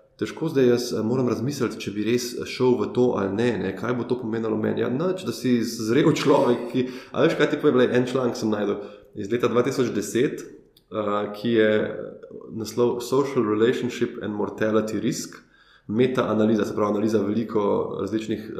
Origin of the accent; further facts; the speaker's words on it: Ljubljana, Slovenia; kot Ljubljančan, ki živi v Ljubljani, odkar se je rodil